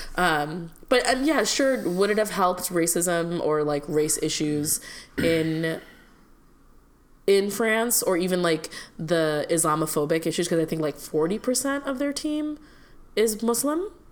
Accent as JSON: {"language": "English", "country": "India", "tie": "born or raised there", "moved": "yes", "lives_now": "United States", "said": "I grew up in India"}